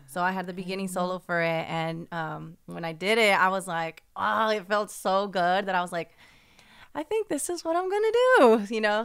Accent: San Francisco, California, United States; I was born and raised in San Francisco.

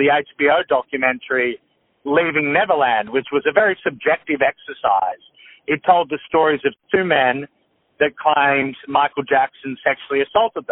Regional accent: Australia; I grew up in Australia

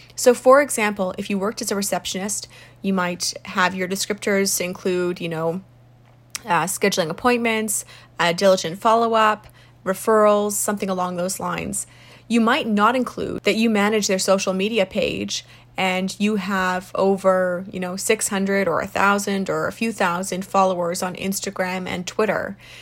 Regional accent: South Africa; moved away; I'm from South Africa originally.

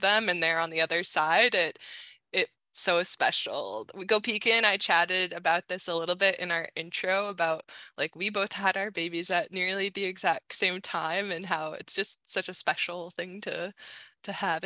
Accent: New Hampshire, United States; now in Canada; I grew up in New Hampshire

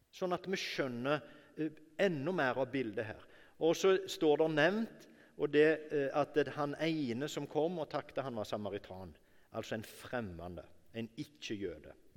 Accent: Norway; jeg ble født i Norge

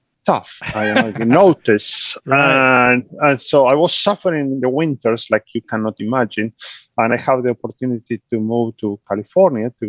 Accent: Argentina; English is a second language; moved away as an adult; I was born in Argentina, so I always say that I'm way south, from the very way south

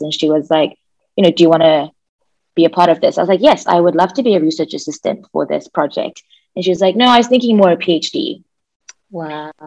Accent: Zimbabwe; I'm from Zimbabwe

